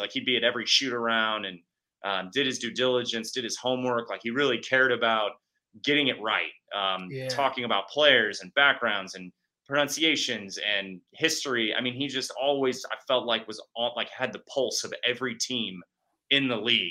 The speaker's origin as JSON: {"language": "English", "town": "Kansas City", "country": "United States", "tie": "born or raised there", "said": "growing up in Kansas City"}